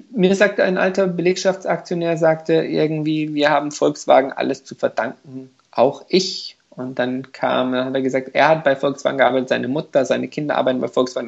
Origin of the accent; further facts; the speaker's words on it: Hungary; moved away; also als Ungar